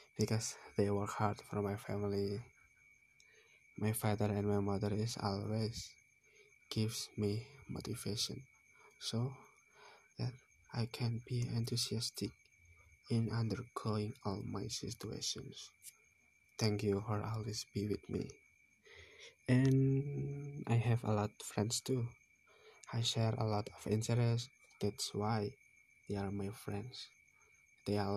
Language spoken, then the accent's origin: English; Semarang, Central Java, Indonesia; I came from Bodian village, Pringapus.